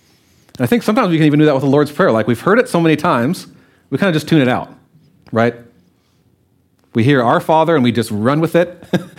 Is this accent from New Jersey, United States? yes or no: no; Louisiana, United States; I was coming from Louisiana. We heard a train every once in a while. Well, we were 2 hours from the airport. A lot of people in our town had never been on a plane.